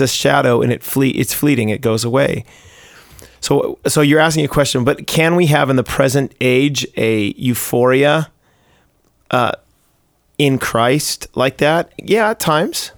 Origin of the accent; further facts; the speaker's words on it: United States; now in Canada; I'm American